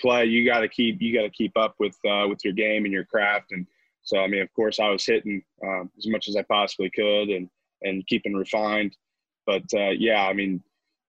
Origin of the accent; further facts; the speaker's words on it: Indiana, United States; moved away as an adult; I'm from Indiana, so our high school field